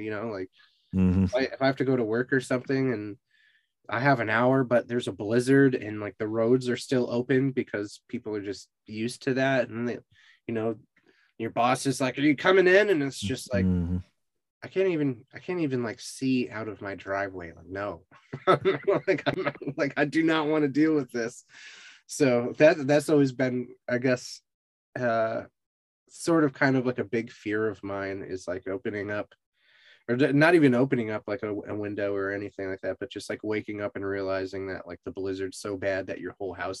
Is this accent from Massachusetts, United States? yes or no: yes; Massachusetts, United States; now in Austin, United States; so I grew up in Western Mass, and pretty much everything there has like really good walkability.